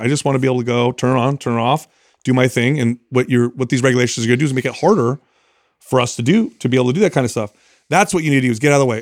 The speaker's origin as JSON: {"language": "English", "town": "San Jose", "region": "California", "country": "United States", "also_born_or_lived": "Truckee", "said": "we're from San Jose, but we're up in Truckee right now"}